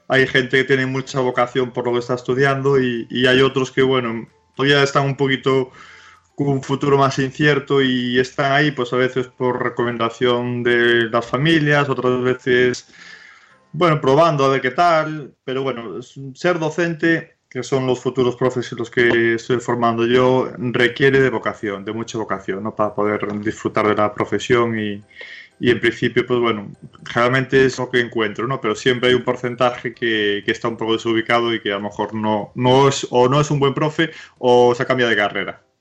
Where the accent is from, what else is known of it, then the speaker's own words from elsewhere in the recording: Andalusia, Spain; accent: Andalusian; bueno, mi, acento es andaluz, ¿eh? mi acento es andaluz.